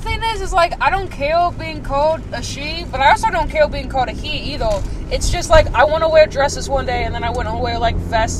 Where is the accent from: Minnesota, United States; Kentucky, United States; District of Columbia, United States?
Kentucky, United States; moved away as an adult; now in Dayton, United States; I was born and raised in Kentucky, and I'm only in Ohio for college.